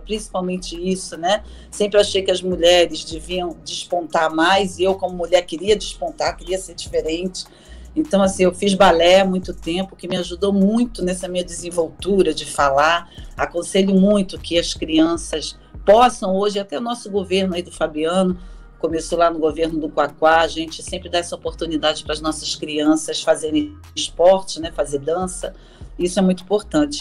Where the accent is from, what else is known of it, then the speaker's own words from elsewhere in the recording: Baixada Fluminense, Rio de Janeiro, Brazil; sou da Baixada Fluminense, que eu tenho um orgulho, falo isso com muito orgulho, porque ali eu me formei